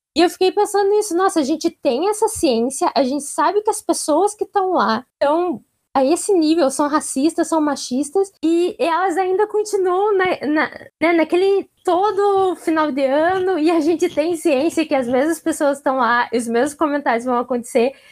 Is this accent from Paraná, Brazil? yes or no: yes; Curitiba, Paraná, Brazil; eu sou de Curitiba